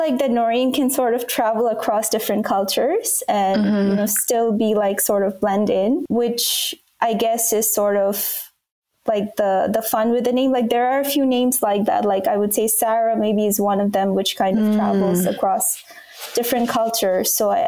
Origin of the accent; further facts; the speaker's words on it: Bangladesh; first language Bangla; English is a second language; So I grew up in Bangladesh, and Bangla is like it's a language that's spoken there.